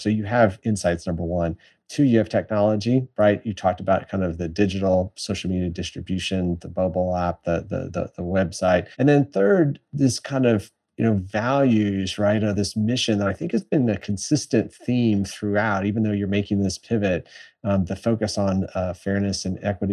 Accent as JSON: {"language": "English", "town": "San Antonio", "region": "Texas", "country": "United States", "tie": "born or raised there", "said": "my hometown in San Antonio"}